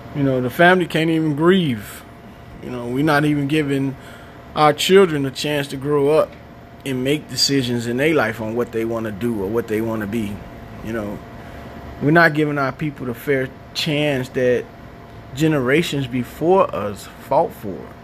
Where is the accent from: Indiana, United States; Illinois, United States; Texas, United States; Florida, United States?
Illinois, United States; Chicago; now in Madison, United States; I'm from Chicago. Now reside in Madison, Wisconsin. I'm uh, originally from West Side